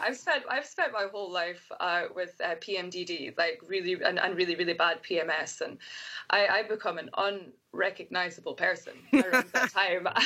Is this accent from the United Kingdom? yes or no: yes; Scotland, United Kingdom; now in United States; being a scottish person in america is as soon as I open my mouth and they hear my accent